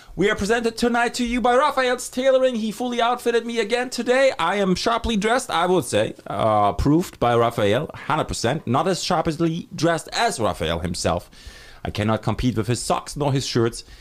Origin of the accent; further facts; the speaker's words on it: Germany; moved away as an adult; I'm from Germany. I moved here in two thousand six